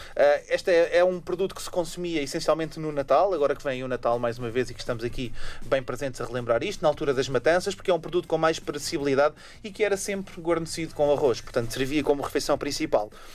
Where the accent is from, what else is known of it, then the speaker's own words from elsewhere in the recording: Portugal; Nós, como portugueses e europeus